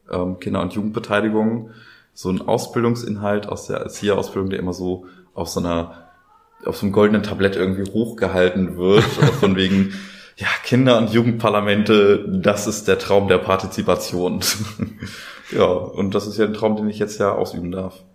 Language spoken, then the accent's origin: German; Schönberg, Germany; Also ich hatte da ähm, aus dem Ort, wo ich herkomme, Schönberg, da kommen wir nachher auch nochmal zu.